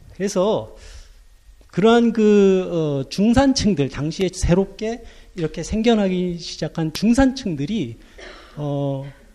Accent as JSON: {"language": "Korean", "country": "South Korea", "moved": "as an adult", "lives_now": "Germany", "said": "나 코리아에서 왔다고 그랬더니"}